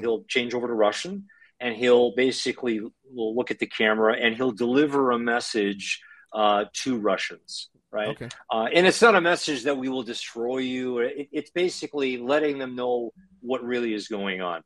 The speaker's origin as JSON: {"language": "English", "country": "Canada", "tie": "born or raised there", "moved": "as an adult", "lives_now": "Ukraine", "said": "growing up in Canada, to parents that came to Canada after World War II"}